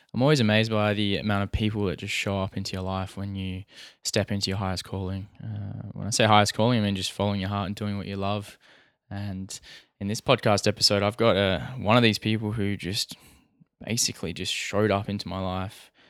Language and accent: English; Perth, Western Australia, Australia; I'm from Perth.